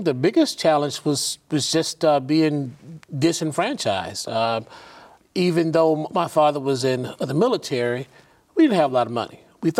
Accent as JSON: {"language": "English", "town": "Chicago", "region": "Illinois", "country": "United States", "tie": "born there", "said": "I am an Army brat, so I really grew up everywhere. I was born in Chicago, but because my father was an active duty serviceman in the U.S. Army, we moved everywhere."}